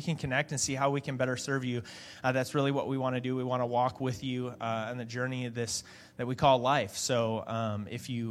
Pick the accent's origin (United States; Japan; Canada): United States; Michigan; moved away; I'm from Michigan